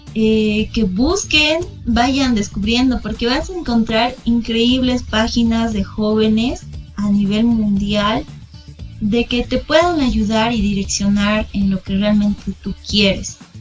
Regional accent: Bolivia; also born or lived in Moscow, Russia

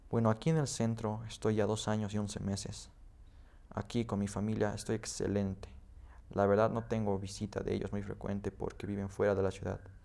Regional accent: Potosí, Bolivia; also born or lived in Betanzos; nací en Potosí. Toda mi familia vive en un pueblo que se llama Betanzos

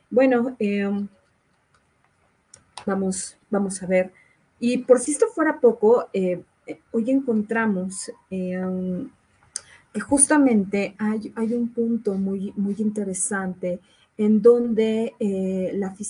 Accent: Querétaro, Mexico; o bien porque somos queretanos

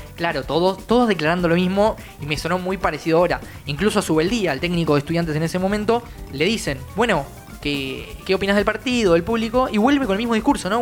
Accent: Argentina; nosotros como argentinos

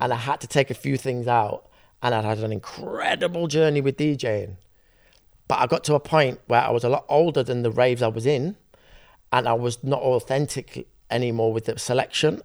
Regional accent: Sheffield, Yorkshire and the Humber, United Kingdom; I'm from Sheffield

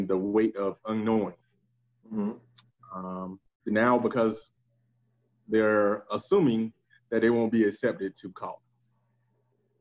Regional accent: United States; I'm from Atlanta, South Carolina

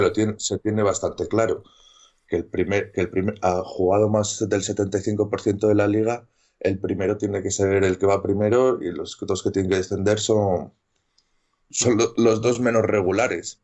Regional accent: Valladolid, Castile and León, Spain; also born or lived in Medina de Rioseco; yo soy de Valladolid, pero soy de un pueblo de, unos 40 mm, kilómetros de Valladolid, se llama Medina de Río Seco, y yo me, yo me crié ahí hasta los 12 años

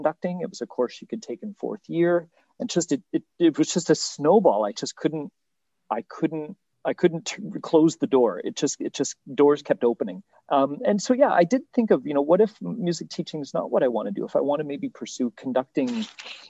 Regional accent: Eastern Ontario, Canada; I was from Eastern Ontario, where it's all band

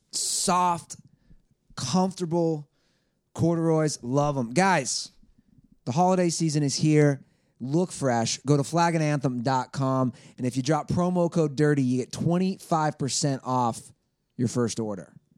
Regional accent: Cincinnati, Ohio, United States; I grew up in Cincinnati, Ohio

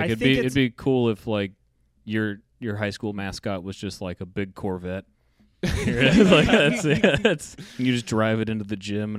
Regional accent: McMinnville, United States; I'm from McMinnville, and we were the Grizzlies

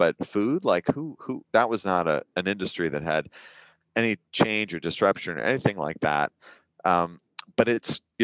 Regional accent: Northern California, United States; I grew up in Northern California

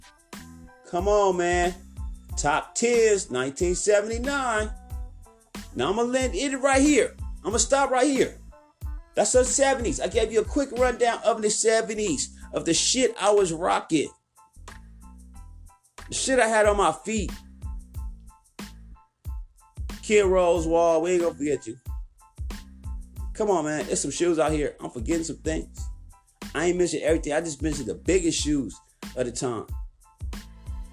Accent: Oakland, California, United States; I'm from East Oakland, where it goes down

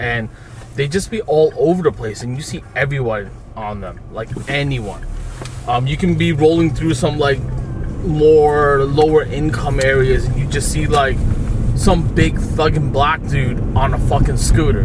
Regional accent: New York City, New York, United States; accent: Brooklyn; we new yorkers

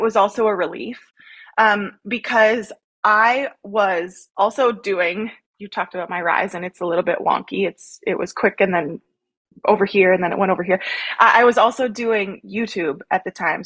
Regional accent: Langenburg, Saskatchewan, Canada; also born or lived in Rocanville, Saskatchewan; a small town Saskatchewan girl. I grew up in Langenberg. I currently reside in Rokenville, Saskatchewan

